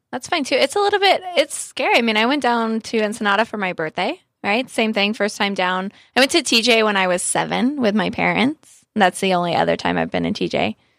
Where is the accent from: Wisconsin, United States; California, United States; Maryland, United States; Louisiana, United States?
California, United States; Southern; I'm born and raised in Southern California